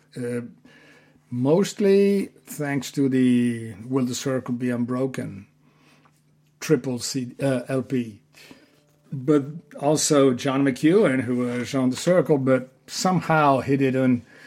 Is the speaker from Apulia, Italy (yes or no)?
no; Genoa, Liguria, Italy; born in Genova, Italy